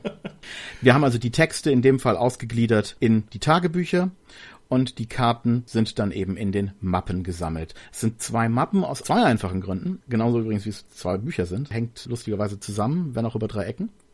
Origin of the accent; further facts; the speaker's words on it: Berlin, Germany; ich habe meine Kindheit in Berlin verbracht, also born and raised in Berlin.